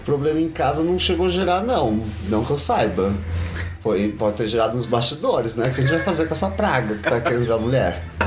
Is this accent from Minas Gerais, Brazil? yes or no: no; São Paulo, Brazil; Sou de São Paulo, nascido na Vila Ema